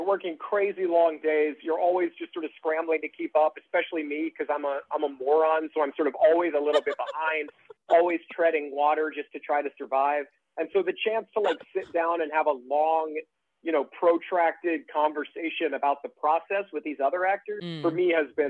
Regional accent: Iowa, United States; moved away as an adult; now in New York, United States; I'm from Iowa originally. I grew up in Iowa and lived in Iowa for 22 years before I moved to New York about 9 years ago.

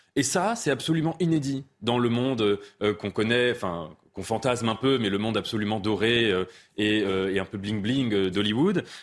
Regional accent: France; on est français

